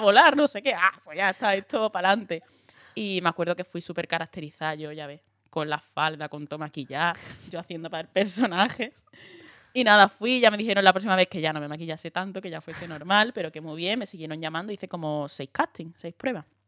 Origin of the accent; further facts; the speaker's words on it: Andalusia, Spain; accent: Andalusian; moved away as an adult; now in Madrid, Spain; yo digo que soy de Huelva, que soy y lo hago en andaluz.